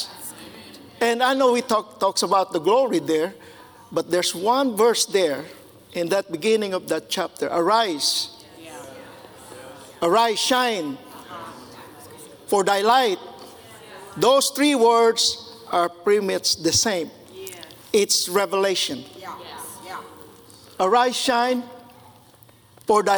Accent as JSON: {"language": "English", "country": "Philippines", "tie": "born or raised there", "moved": "yes", "said": "I grew up in the Philippines"}